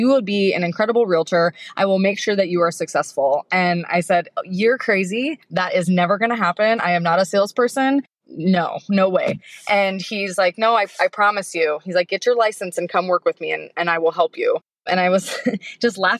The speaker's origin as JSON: {"language": "English", "town": "Portland", "region": "Oregon", "country": "United States", "tie": "born or raised there", "said": "I grew up in Portland."}